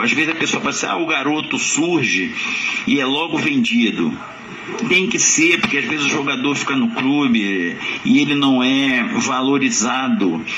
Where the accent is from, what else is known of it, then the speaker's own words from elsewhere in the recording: Niterói, Rio de Janeiro, Brazil; nasci em Niterói